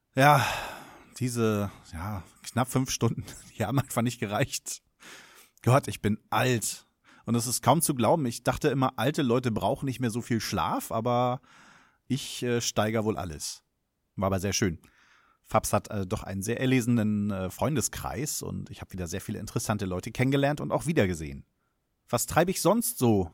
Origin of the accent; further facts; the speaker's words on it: Germany; als Deutscher